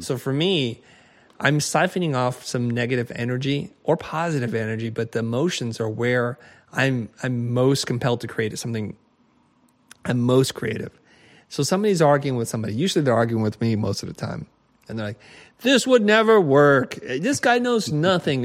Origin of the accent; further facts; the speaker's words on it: United States; I grew up in America in a time in which diversity was not so, so big nor important